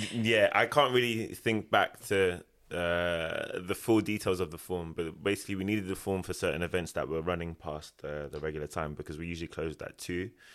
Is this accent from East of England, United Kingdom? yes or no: no; Ilford, London, United Kingdom; moved away as an adult; also born or lived in Japan; I am from Ilford, Essex.